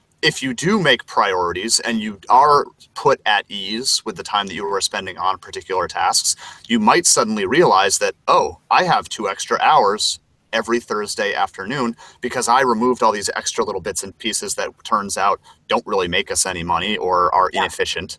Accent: Vermont, United States; moved away; my hometown in Vermont

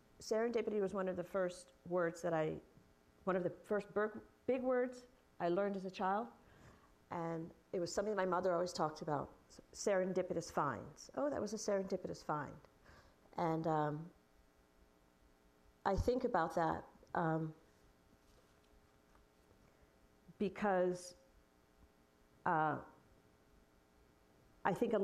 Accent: New York City, New York, United States; my childhood, growing up in Brooklyn during the 70s

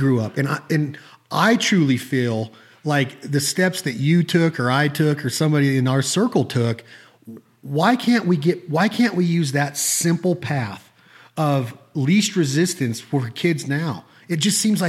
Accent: Northern Nevada, United States; I was growing up up here in the 80s

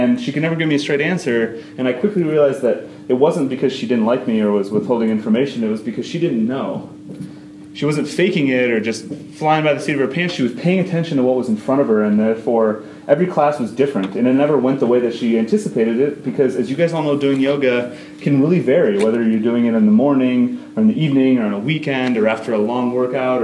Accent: Dayton, Ohio, United States; moved away; we are from Dayton, Ohio originally

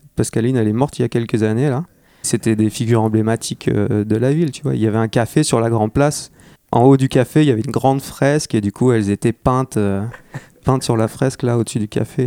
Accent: Armentières, Hauts-de-France, France; born or raised there; moved away

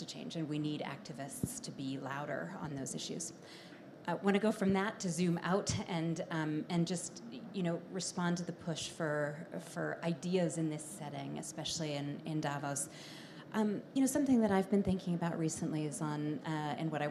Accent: Canada; as a Canadian

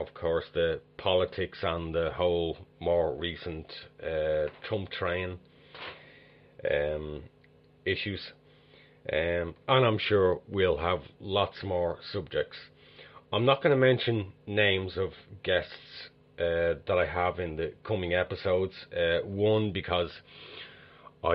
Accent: Dublin, Leinster, Ireland; I am originally from Dublin, Ireland.

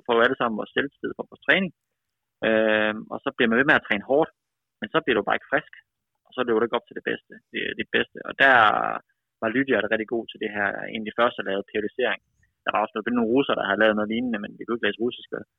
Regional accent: Aalborg, North Denmark Region, Denmark; moved away; also born or lived in United States; Født og opvokset i Aalborg, i Vejgaard.

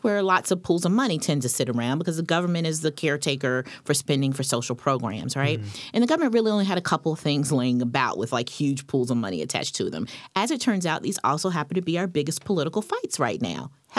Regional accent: North Carolina, United States; I'm from North Carolina.

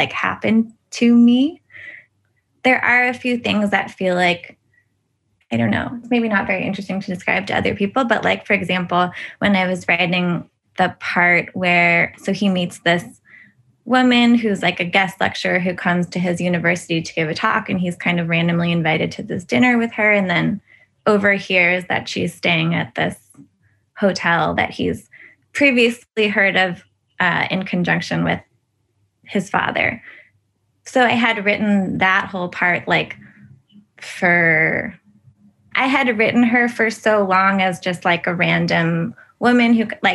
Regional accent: California, United States; growing up in California

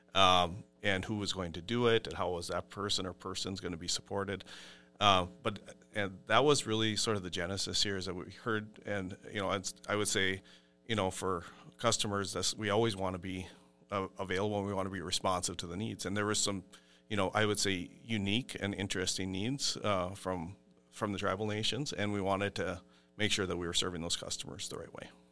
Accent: Brookston, Minnesota, United States; I grew up on McCamus Road, which is just west of Brookston.

